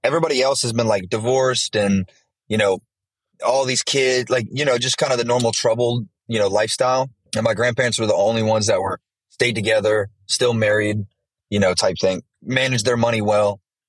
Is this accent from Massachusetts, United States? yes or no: no; Callahan, Florida, United States; also born or lived in Jacksonville, Florida; So I was born in Jacksonville, but my mom got cancer when I was in, like, I think probably around that time, seventh grade. And we ended up moving to this little town called Callahan, which is like a really small country town about like an hour from Jax. So I pretty much grew up there.